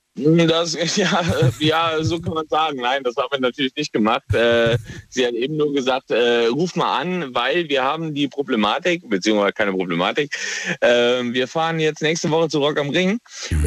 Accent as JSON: {"language": "German", "town": "Kaiserslautern", "region": "Rhineland-Palatinate", "country": "Germany", "said": "Ich komme aus der Pfalz"}